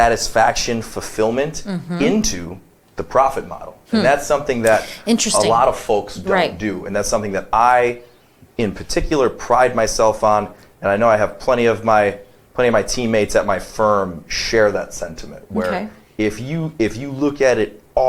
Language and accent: English; Detroit, Michigan, United States; moved away; I'm from Detroit